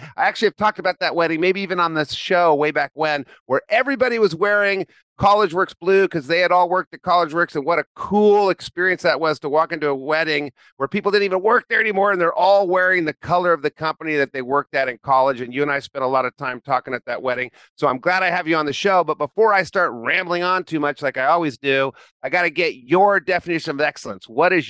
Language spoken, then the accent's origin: English; Chico, California, United States; high school in Chico, California, born and raised in Chico, went to Chico State